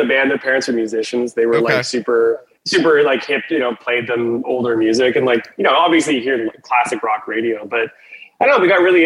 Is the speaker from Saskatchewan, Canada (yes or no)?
yes; Southern Saskatchewan, Canada; we're from Southern Saskatchewan is where we're from